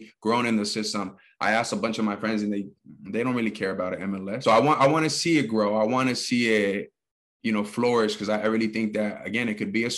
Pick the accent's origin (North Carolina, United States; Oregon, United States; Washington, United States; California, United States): California, United States; Pasadena; I grew up in Pasadena, California, home of the Rose Bowl